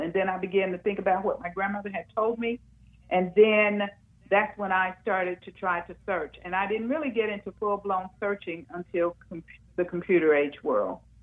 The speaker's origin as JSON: {"language": "English", "town": "Muskogee", "region": "Oklahoma", "country": "United States", "tie": "born or raised there", "said": "I grew up in Muskogee, Oklahoma"}